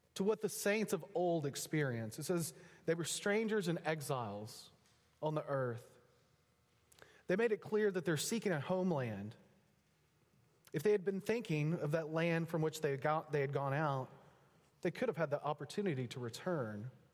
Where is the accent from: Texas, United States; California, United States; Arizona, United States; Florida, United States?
Texas, United States; moved away as an adult; also born or lived in Pennsylvania; now in Oklahoma, United States; My wife and I were both raised, born and raised in Texas